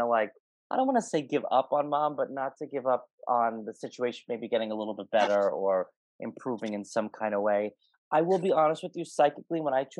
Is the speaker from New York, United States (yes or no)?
yes; New York, United States; I'm from New York